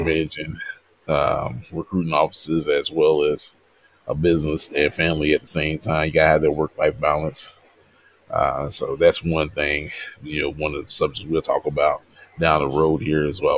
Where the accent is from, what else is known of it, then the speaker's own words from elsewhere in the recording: Louisville, Kentucky, United States; I'm originally from Louisville, Kentucky.